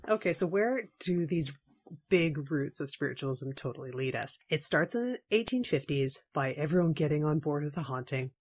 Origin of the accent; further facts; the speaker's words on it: Washington, United States; my home state of Washington